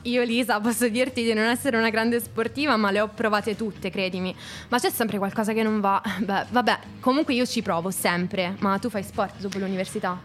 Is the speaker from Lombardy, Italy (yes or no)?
no; Abruzzo, Italy; io sono dell'Abruzzo